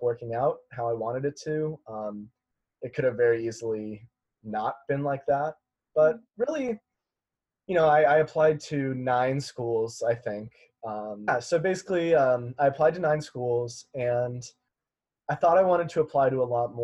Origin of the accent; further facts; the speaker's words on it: Las Vegas, Nevada, United States; moved away; I'm from Las Vegas, Nevada